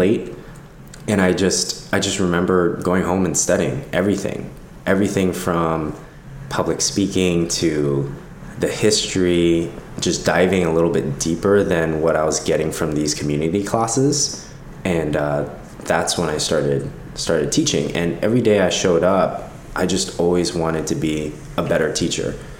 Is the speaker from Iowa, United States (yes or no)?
no; Los Angeles, California, United States; I grew up here in Los Angeles, born and raised